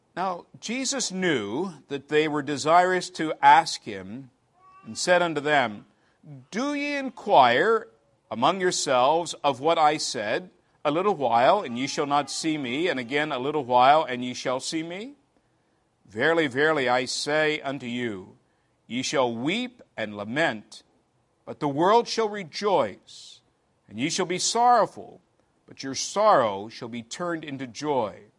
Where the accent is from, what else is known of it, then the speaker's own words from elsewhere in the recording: England, United Kingdom; moved away as an adult; also born or lived in Clearwater, Florida; now in United States; I'm here from England